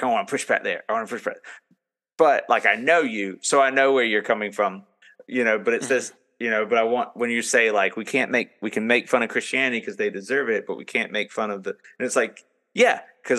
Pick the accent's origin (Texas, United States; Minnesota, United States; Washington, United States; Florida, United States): Florida, United States; I'm from Florida